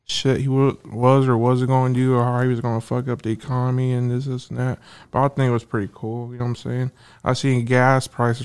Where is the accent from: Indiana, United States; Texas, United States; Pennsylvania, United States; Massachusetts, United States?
Indiana, United States; Fort Wayne; also born or lived in Los Angeles, California; I'm from Cali, from Los Angeles, and then I was born there. And then we moved to Fort Wayne about when I was like a year old.